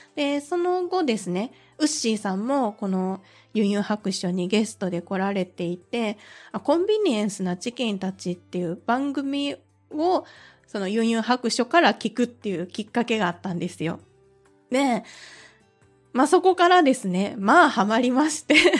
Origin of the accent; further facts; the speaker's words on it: Kansai, Japan; accent: Kansai dialect; 関西出身ですので、その関西弁が心地よいなって思いながらね